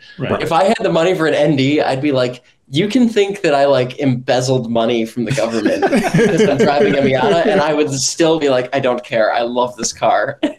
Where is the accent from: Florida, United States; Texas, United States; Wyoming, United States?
Texas, United States; As a Texan, I can definitely do this one.